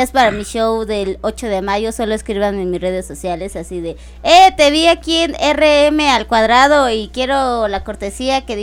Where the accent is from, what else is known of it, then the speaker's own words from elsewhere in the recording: Chalco, State of Mexico, Mexico; No, este, los dos somos de Chalco.